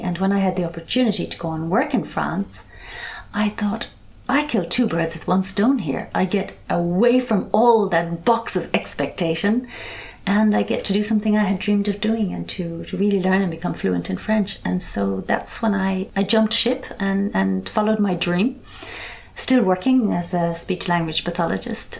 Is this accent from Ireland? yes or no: yes; Ireland; moved away as an adult; When I was growing up in Ireland.